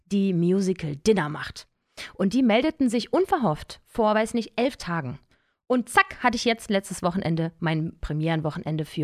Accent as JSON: {"language": "German", "town": "Cologne", "region": "North Rhine-Westphalia", "country": "Germany", "tie": "born or raised there", "said": "Aufgewachsen bin ich ja in Köln."}